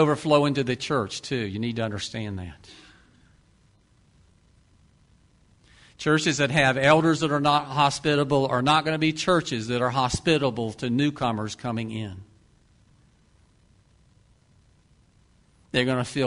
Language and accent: English; Deep South, United States; I grew up in the Deep South